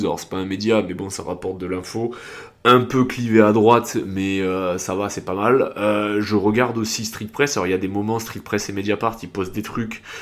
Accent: south-east France, France; accent: southern, south-east; also born or lived in England; j'ai un accent du sud, alors certes sud-est, pas sud-ouest

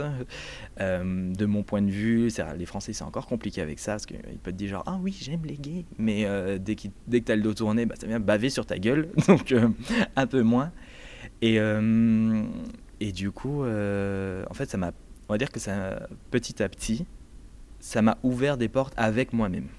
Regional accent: Metz, Grand Est, France; moved away as an adult; now in Barcelona, Spain; je viens de Moselle, Metz

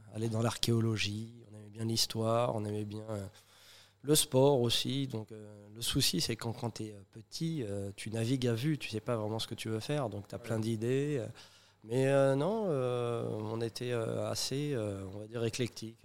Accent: Saint-Denis, Île-de-France, France; nous on a grandi en maison à Saint-Denis

